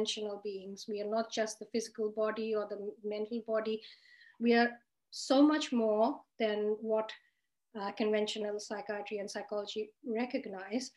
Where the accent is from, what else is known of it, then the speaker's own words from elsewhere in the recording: Australia; I'm from Australia. I am a psychiatrist based in Sydney